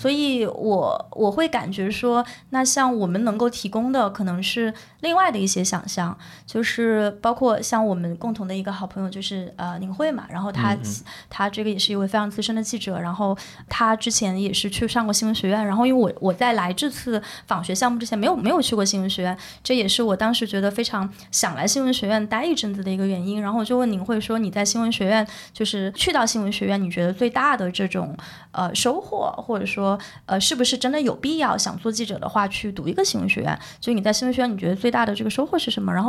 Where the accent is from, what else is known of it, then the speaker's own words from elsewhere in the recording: China; 你可能某种程度上也更加理解了你作为中国人的身份